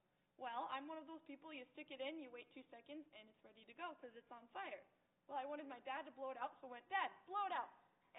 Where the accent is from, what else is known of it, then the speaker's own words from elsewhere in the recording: Upper Peninsula of Michigan, United States; I am studying early childhood education. I grew up in the Upper Peninsula of Michigan, and the summers there are very nice.